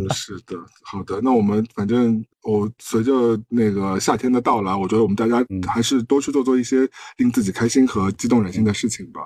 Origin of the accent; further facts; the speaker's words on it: China; 对于我们中国人来说，有时候有些匪夷所思